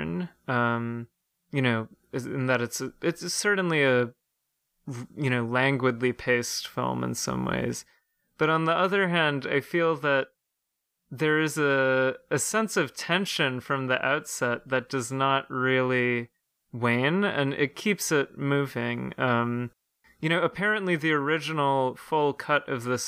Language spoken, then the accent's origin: English; Ireland; as an Irish citizen myself